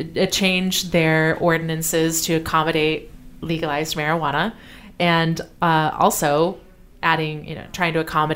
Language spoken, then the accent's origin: English; Illinois, United States; now in St. Louis, United States; Well, I came from Illinois and I was on it when I moved to St. Louis. I've lived in the St. Louis area since 2016.